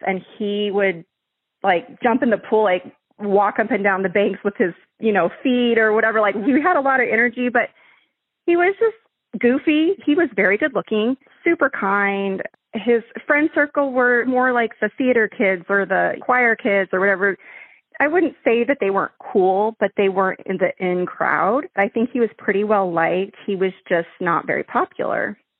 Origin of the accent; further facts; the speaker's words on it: Farmington, New Mexico, United States; when I was, like, growing up there